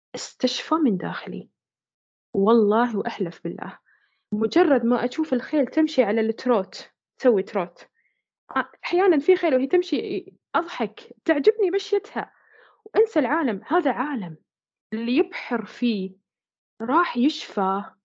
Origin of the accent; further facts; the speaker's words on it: Bahrain; احنا عندنا هنا في البحرين